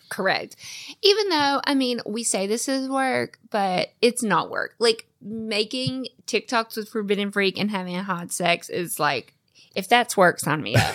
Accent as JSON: {"language": "English", "region": "the South", "country": "United States", "tie": "born or raised there", "said": "I'm born and raised in the South"}